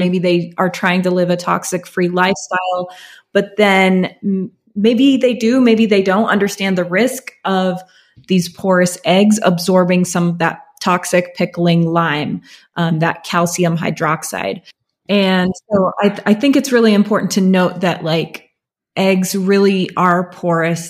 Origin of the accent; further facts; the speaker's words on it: Alaska, United States; moved away; where I grew up in Alaska